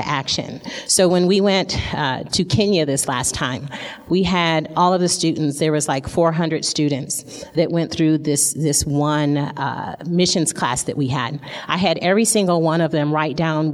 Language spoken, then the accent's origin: English; Flint, Michigan, United States; I grew up, I was born in Flint, Michigan. And that's the place, if you haven't heard, that has the dirty water. And so I grew up in the ghetto